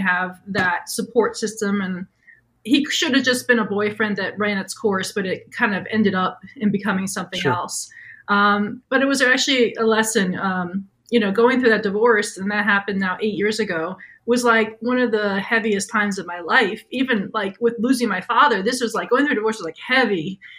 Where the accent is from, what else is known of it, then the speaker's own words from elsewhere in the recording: New York, United States; I'm from New York, born and raised. I'm a horrible driver.